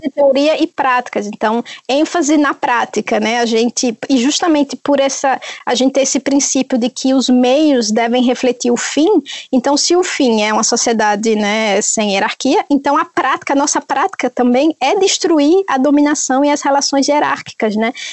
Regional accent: Northeast Region, Brazil; moved away; eu sou do Nordeste

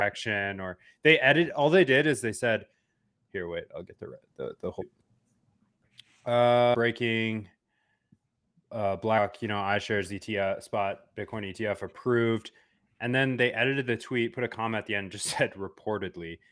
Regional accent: United States; being American citizen

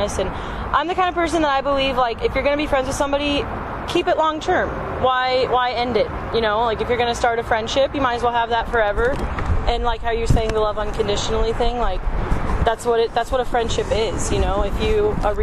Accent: St. Louis, Missouri, United States; moved away as an adult; now in Kansas City, United States; growing up in St. Louis for a long time

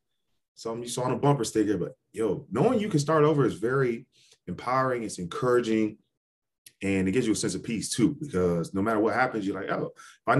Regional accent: Ohio, United States; moved away; I grew up in Ohio. And I think that was an important part of who I am. I've lived in about four different states since then. And I'm actually headed back to Atlanta 2022.

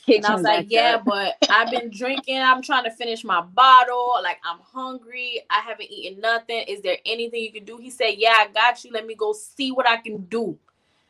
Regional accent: North Miami, Florida, United States; I'm from North Miami

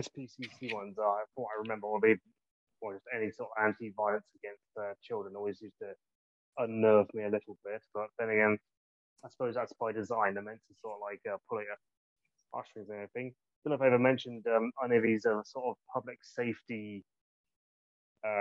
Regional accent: Gloucestershire, South West England, United Kingdom; I'm from Gloucestershire.

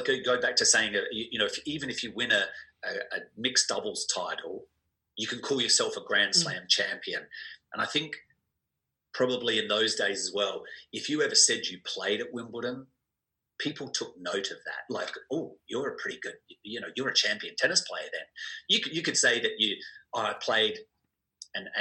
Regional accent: Adelaide, South Australia, Australia; growing up in Adelaide

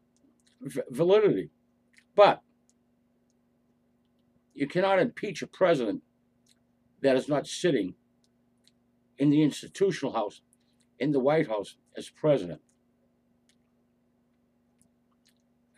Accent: United States; we as American citizens

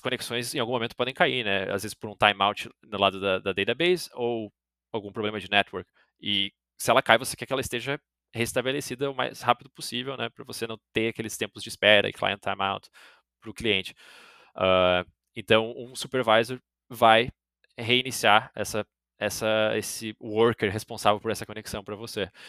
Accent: Brazil; eu sou brasileiro

